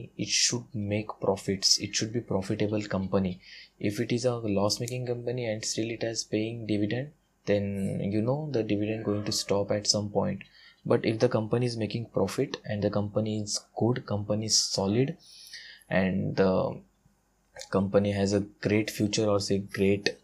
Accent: India; English is a second language; I'm an Indian guy

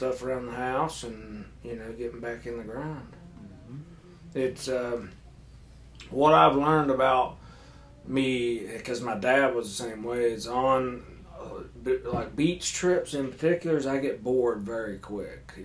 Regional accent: Paintsville, Kentucky, United States; born or raised there

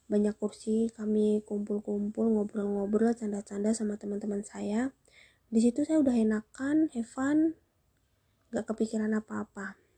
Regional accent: Java, Indonesia; Kalau dalam bahasa Jawanya ora kok, karena kami orang Jawa dan kami tinggal di Jawa.

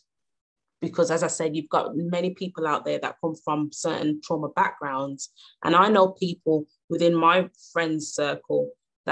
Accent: Birmingham, West Midlands, United Kingdom; my hometown in Birmingham

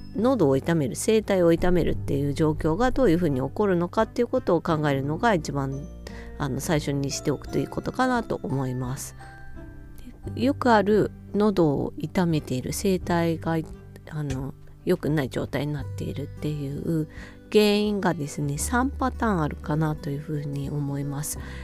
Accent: Hokkaido, Japan; 北海道民としては

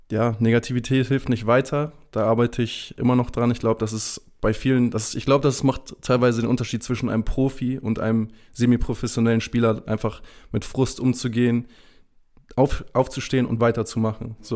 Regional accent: Lübeck, Schleswig-Holstein, Germany; Dazu muss ich sagen, ich bin in Lübeck aufgewachsen, ich bin sehr verwöhnt.

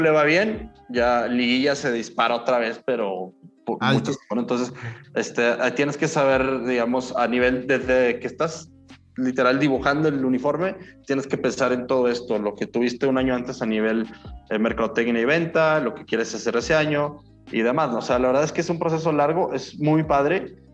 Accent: Mexico; nuestra cultura como mexicanos

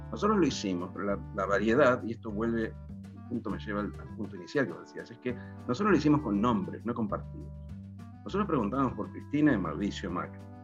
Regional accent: Argentina; como argentinos, tenemos

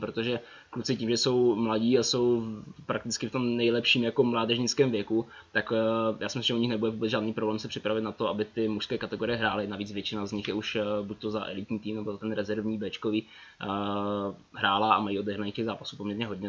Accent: Ostrava, Moravian-Silesian Region, Czechia; moved away as an adult; now in Prague, Czechia; že jsem z Ostravy, srdce pořád platí tam

